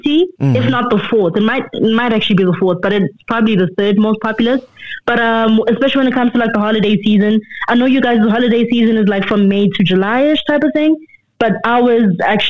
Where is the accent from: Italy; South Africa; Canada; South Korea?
South Africa; Durban, KwaZulu-Natal; now in Johannesburg, South Africa; Born and raised in Durban, South Africa, but now I stay in Johannesburg